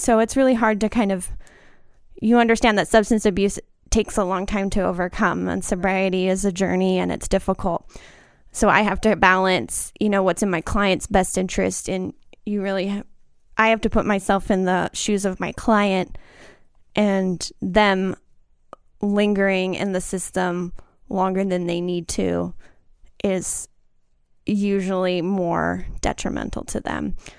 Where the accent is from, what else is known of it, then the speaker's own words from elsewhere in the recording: Austin, Texas, United States; moved away as an adult; now in Tucson, United States; I'm from Austin